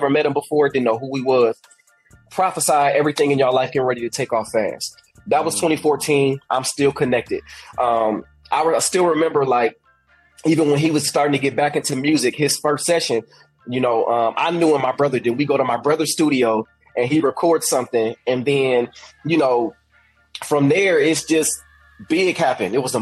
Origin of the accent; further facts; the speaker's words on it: Indiana, United States; moved away as an adult; now in Birmingham, United States; I'm from Indiana, living in Indiana, 2014